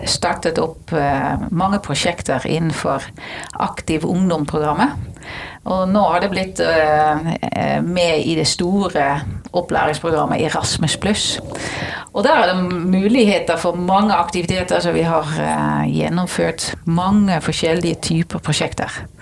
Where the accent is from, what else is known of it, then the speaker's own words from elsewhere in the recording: Netherlands; now in Norway; Det var grunnen til at jeg flyttet fra Nederland til Norge.